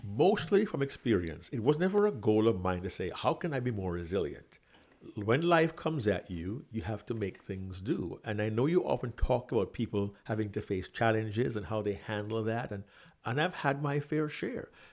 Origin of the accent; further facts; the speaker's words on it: Kingston, Jamaica; moved away as an adult; also born or lived in New York City; I was born and raised in Kingston, Jamaica